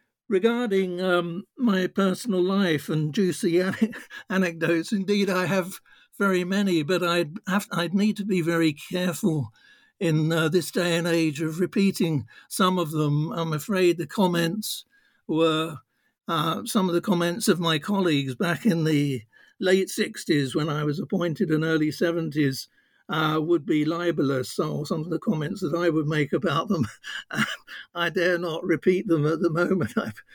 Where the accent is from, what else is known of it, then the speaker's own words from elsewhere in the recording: London, United Kingdom; also born or lived in Norfolk; I was born in Norfolk, but at a very early age, my parents brought me to London. And I suppose you would call me a child of working class background.